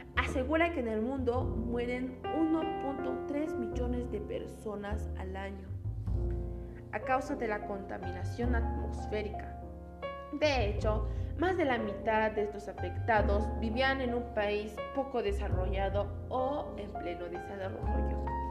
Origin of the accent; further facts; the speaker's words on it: Peru; como peruanos que somos